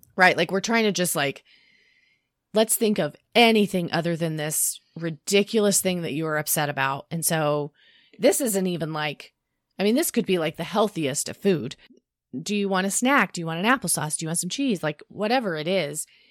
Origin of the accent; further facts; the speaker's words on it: the South, United States; we grew up in the South.